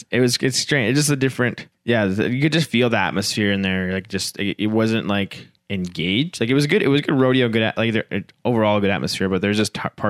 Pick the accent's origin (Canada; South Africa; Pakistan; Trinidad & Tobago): Canada; Saskatchewan; We are both from Saskatchewan